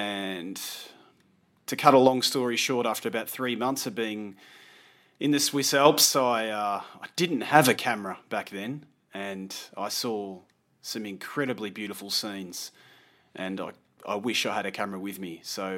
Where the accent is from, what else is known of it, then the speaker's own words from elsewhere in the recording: Australia; also born or lived in London; now in Italy; And after a year of living in London, I moved to Italy with her and started my new adventure as an Australian living in Italy.